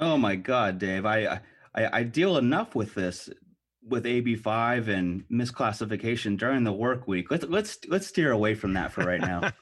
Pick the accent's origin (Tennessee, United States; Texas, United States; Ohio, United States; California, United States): California, United States; Los Angeles; moved away as an adult; now in San Diego, United States; I grew up in Los Angeles